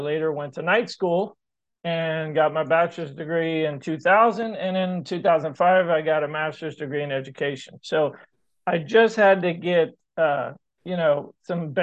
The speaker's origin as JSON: {"language": "English", "region": "Maryland", "country": "United States", "tie": "born or raised there", "also_born_or_lived": "San Diego", "moved": "as an adult", "said": "growing up in Maryland, my dad was retired Navy"}